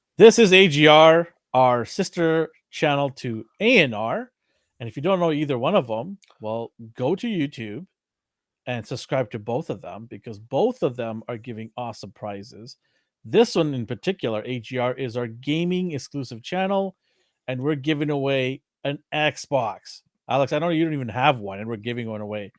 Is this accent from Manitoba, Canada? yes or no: no; Vancouver, British Columbia, Canada; We are from Vancouver, Canada